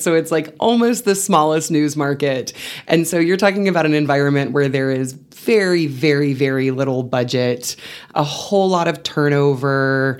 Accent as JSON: {"language": "English", "town": "Seminole", "region": "Texas", "country": "United States", "tie": "born or raised there", "also_born_or_lived": "Canyon, Texas / San Angelo, Texas", "moved": "as an adult", "lives_now": "Amarillo, United States", "said": "I was raised in Seminole, Texas, which is a bit south of Lubbock, so very much a West Texas girl"}